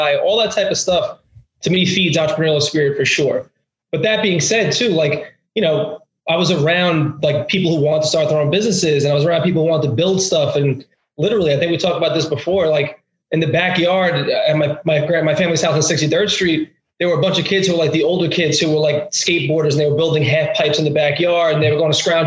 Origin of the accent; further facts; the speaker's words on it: New York City, New York, United States; accent: Brooklyn; originally from Brooklyn